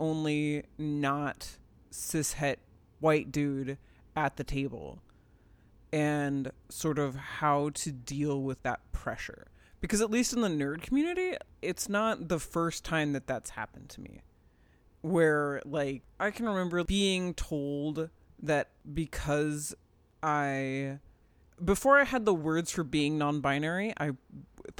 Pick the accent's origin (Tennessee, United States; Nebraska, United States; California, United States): Nebraska, United States; growing up in the Midwest